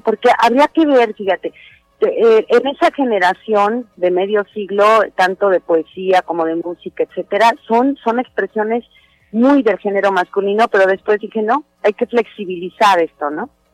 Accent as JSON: {"language": "Spanish", "country": "Mexico", "said": "seguimos siendo los mismos mexicanos que comemos tacos"}